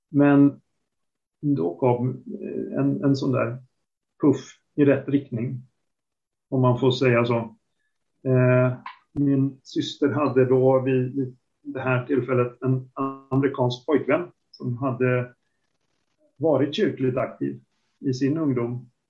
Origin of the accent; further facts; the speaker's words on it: Boden, Norrbotten County, Sweden; Jag kommer ju från Boden ursprungligen så det var en stor grej att få åka söderut i landet.